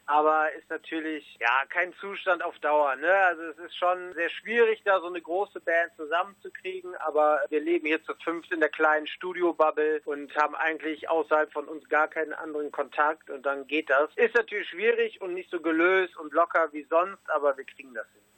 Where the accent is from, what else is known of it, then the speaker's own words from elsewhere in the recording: Rhineland, Germany; Wir sind Rheinländer